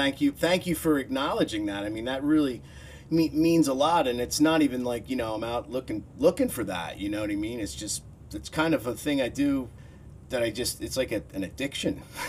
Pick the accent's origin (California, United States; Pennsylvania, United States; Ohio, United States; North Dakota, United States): Pennsylvania, United States; Chalfont; also born or lived in Philadelphia; I grew up in Chalfont, Pennsylvania. A little, basically at the time was a little farming town, you know. And I lived there till I was about 18 or 19.